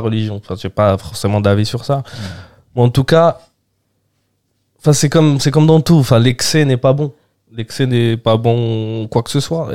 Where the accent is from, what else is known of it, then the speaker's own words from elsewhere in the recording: Algeria; French is a second language; moved away as an adult; also born or lived in Germany; now in Paris, France; je suis né en Algérie les 3 4 premières années été en Algérie j'ai fait que 6 mois en Allemagne